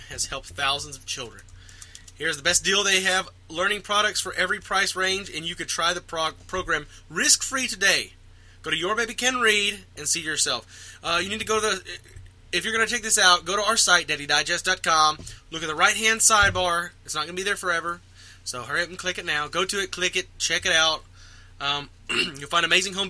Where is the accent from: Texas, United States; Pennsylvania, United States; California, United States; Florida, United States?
Texas, United States; we're from Texas